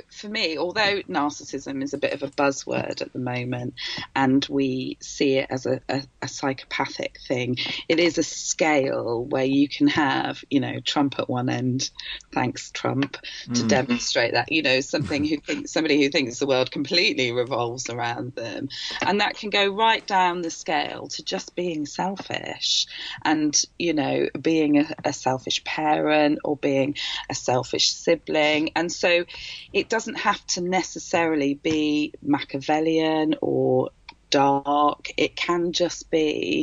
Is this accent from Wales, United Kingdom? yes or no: yes; Wales, United Kingdom; I'm Welsh and I come from a Welsh family and they're all, South Walian